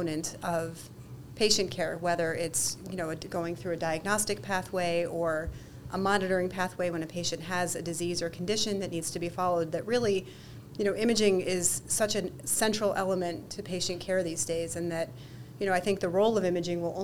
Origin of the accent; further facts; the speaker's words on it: Cleveland, Ohio, United States; moved away as an adult; now in New York, United States; I'm not a native New Yorker. I'm actually originally from Cleveland, Ohio.